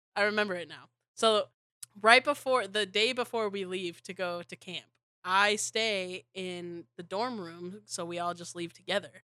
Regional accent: Wyoming, United States; I was from Wyoming

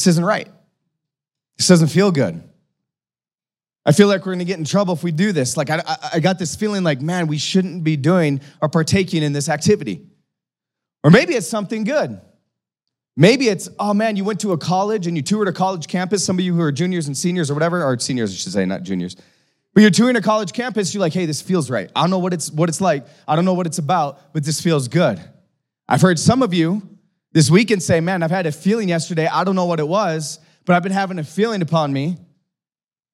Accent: North Dakota, United States; accent: North Dakota; my North Dakota accent

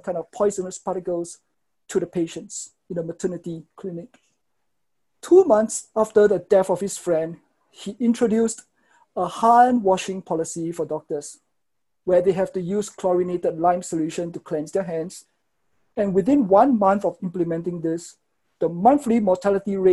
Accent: Singapore; I am from Singapore

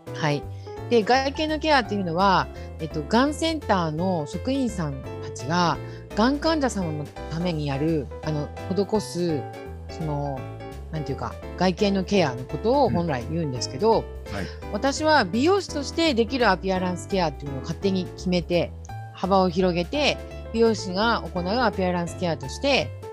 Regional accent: Yokohama, Kanagawa, Japan; also born or lived in Fujisawa, Kanagawa; 私はですね、横浜出身で、今現在神奈川県藤沢湘南の地域で

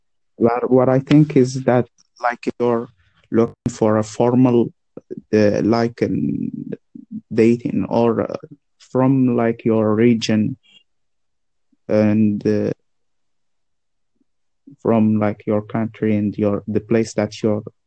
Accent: Morocco; I'm from Morocco

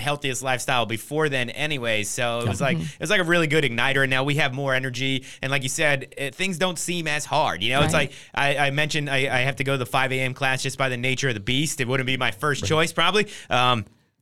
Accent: New Jersey, United States; I'm originally from New Jersey

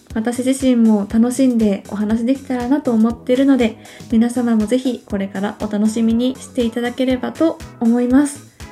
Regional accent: Hyogo, Japan; also born or lived in Osaka Prefecture; now in Osaka, Japan; 出身の方は大阪府ですねで今も大阪にいるんですが実は兵庫県で育った期間の方が長い私の人格形成が兵庫県でされております

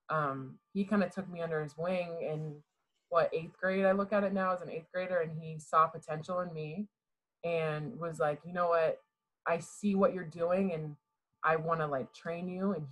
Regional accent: Houston, Texas, United States; born there; I was born in Houston, Texas.

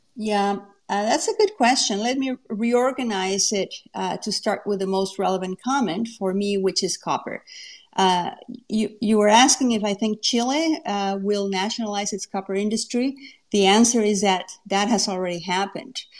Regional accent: Mexico; moved away as an adult; now in Canada; I'm from Mexico.

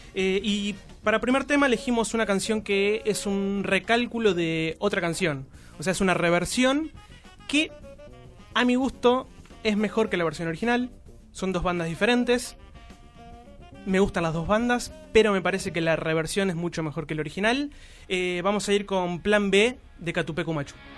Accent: Zárate, Buenos Aires Province, Argentina; moved away as an adult; now in Buenos Aires, Argentina; dejé mi ciudad natal, Zárate, allá por el 2003 más o menos, 2004

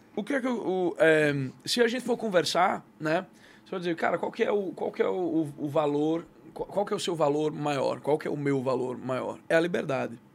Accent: Recife, Pernambuco, Brazil; moved away as an adult; also born or lived in São Paulo, Brazil; now in United States; eu sou de Recife, eu sou natural de Recife, nasci, cria, nascido e criado

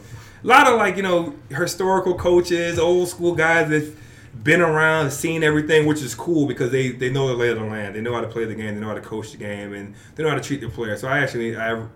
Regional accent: Fort Lauderdale, Florida, United States; moved away as an adult; also born or lived in Brooklyn, New York / Canada / New Jersey; I was born in Brooklyn, okay. But raised in Fort Lauderdale, Florida.

